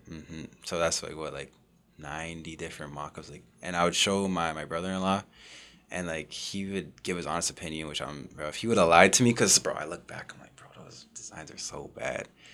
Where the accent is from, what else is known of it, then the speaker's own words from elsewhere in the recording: Oshawa, Ontario, Canada; also born or lived in Whitby; I grew up in Oshawa. I moved in about grade five